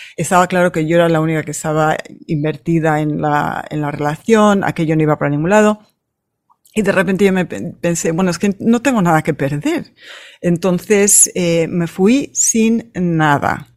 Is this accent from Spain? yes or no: yes; Madrid, Community of Madrid, Spain; now in United States; Yo nací en Madrid